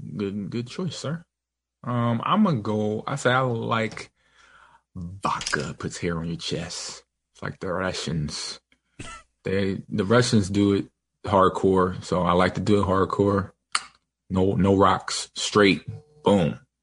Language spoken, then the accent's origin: English; Los Angeles, California, United States; I grew up in Los Angeles